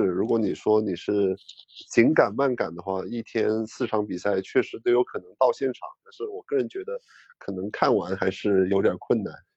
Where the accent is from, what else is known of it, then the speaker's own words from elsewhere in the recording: China; 我说我是中国人